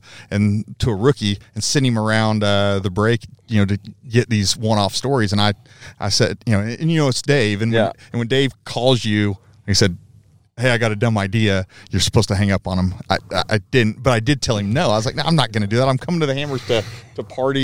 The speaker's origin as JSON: {"language": "English", "town": "Paola", "region": "Kansas", "country": "United States", "tie": "born or raised there", "said": "Same hometown. We're both from Paola, Kansas."}